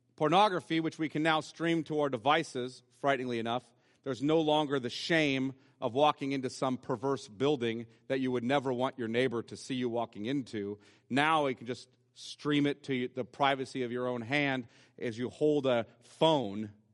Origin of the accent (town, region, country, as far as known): United States